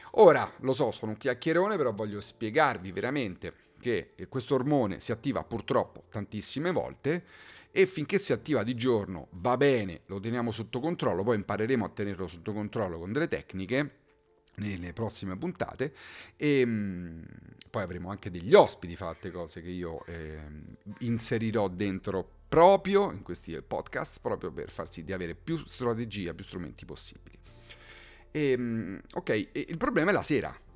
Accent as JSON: {"language": "Italian", "town": "Rome", "region": "Lazio", "country": "Italy", "said": "sono di Roma"}